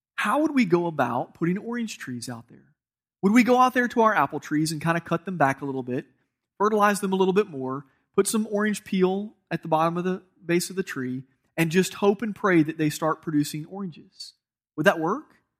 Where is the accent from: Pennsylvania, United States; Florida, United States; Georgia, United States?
Georgia, United States; I'm from Georgia